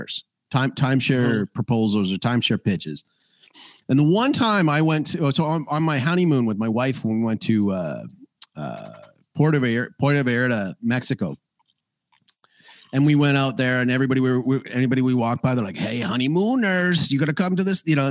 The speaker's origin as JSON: {"language": "English", "town": "Calgary", "region": "Alberta", "country": "Canada", "tie": "born or raised there", "said": "in Calgary, my hometown"}